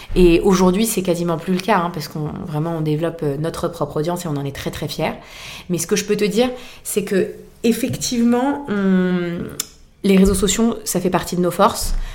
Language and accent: French; Boulogne, France; nous faisons des brocantes dans ma ville natale qui est Boulogne